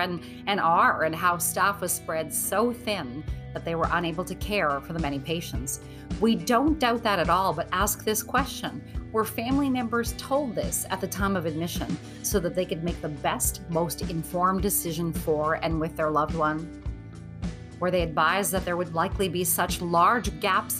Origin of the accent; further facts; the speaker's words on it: Northern Ontario, Canada; the very small town that I grew up in Northern Ontario, Canada